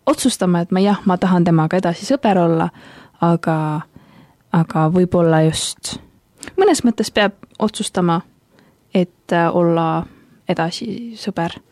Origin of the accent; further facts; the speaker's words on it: Tallinn, Harju County, Estonia; now in Tartu, Estonia; ma muidu olen pärit Tallinnast, aga praegu õpin siis ülikoolis õpin äh, ajalugu ja arheoloogiat täpsemalt ning äh, pean Tartut enda koduks hetkel